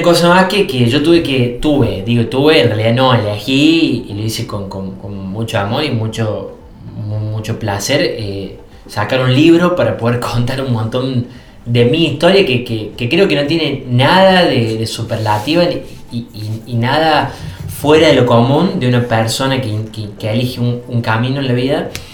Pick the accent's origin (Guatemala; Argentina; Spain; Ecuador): Argentina; Villa Allende, Córdoba; yo vengo de Córdoba, yo soy villallente que es una ciudad que ya está en las Sierras Chicas